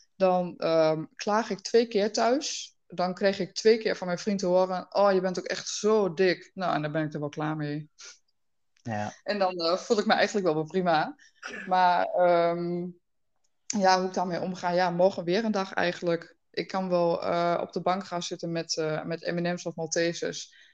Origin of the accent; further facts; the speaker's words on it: Twente, Overijssel, Netherlands; Ik kom uit Twente